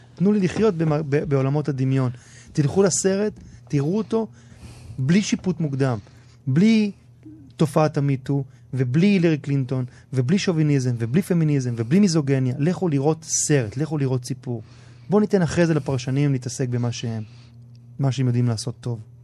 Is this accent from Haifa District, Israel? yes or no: no; Ra'anana, Central District, Israel; also born or lived in Tel Aviv; חבורה של גברים שגדלתי איתם מגיל מאוד צעיר, גדלנו ברעננה